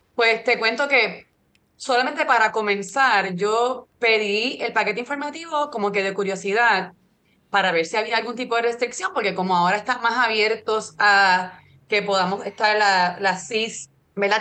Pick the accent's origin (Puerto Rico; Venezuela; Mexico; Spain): Puerto Rico; yo que soy de Puerto Rico